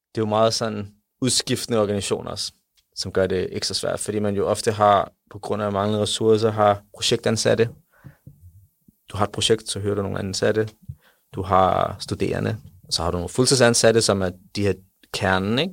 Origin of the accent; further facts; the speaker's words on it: Denmark; jeg er fra Danmark, jeg er stolt af Danmark